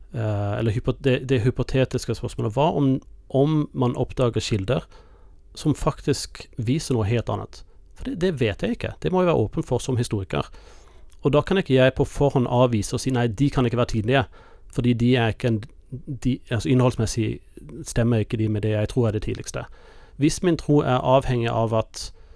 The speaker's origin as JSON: {"language": "Norwegian", "country": "United States", "tie": "born or raised there", "moved": "yes", "lives_now": "Norway", "said": "kirken jeg vokste opp i i USA"}